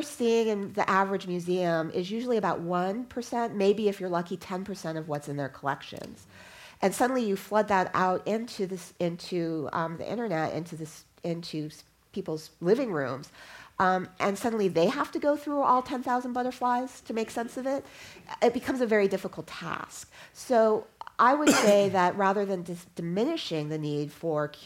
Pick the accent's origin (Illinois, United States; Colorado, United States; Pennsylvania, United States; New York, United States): Colorado, United States; Denver; when I was growing up in Denver